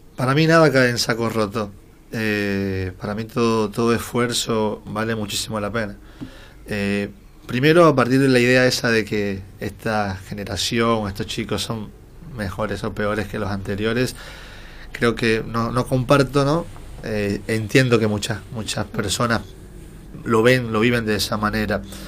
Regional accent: Dominican Republic; moved away as an adult; now in Buenos Aires, Argentina; soy de la República Dominicana, hace seis años y unos meses que vivo en la Argentina

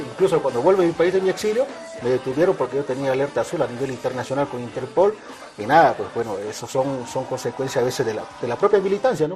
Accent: Bolivia; moved away as an adult

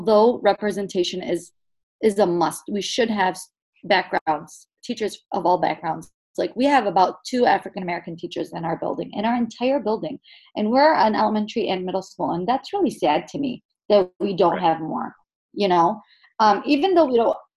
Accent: Yemen; moved away; I happen to be from Yemen

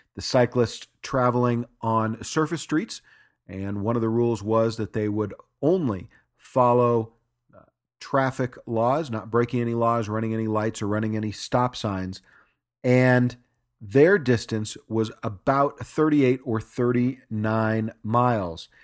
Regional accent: Los Angeles, California, United States; moved away as an adult; now in Park City, United States; Los Angeles is my hometown. I've only been here in Park City, Utah for four years

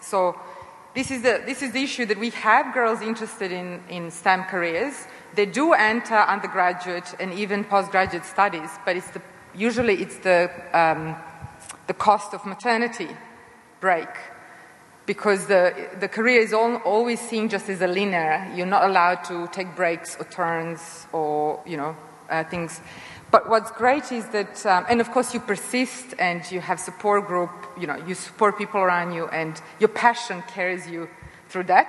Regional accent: Serbia; moved away as an adult; also born or lived in United States; now in Australia; I come from Serbia originally, and I grew up in socialism, cooperative socialism

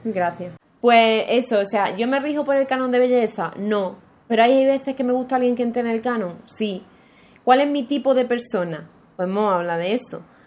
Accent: Andalusia, Spain; yo quiero vivir en Andalucía, porque Andalucía es mi tierra

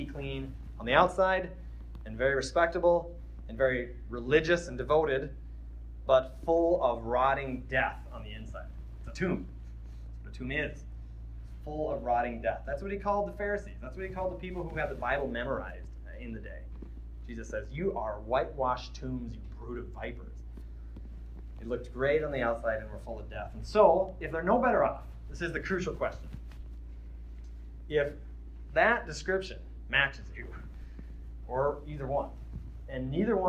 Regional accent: Midwest, United States; I'm from the Midwest

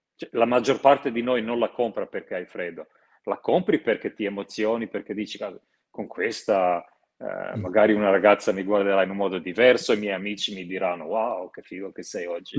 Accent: Croatia; moved away; io sono croato

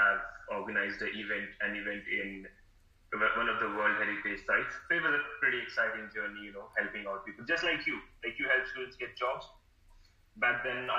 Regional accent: India; moved away as an adult; also born or lived in Melbourne, Australia; now in Australia; back in my city, back in India, I grew up in a very small, like a city of like 1 million people

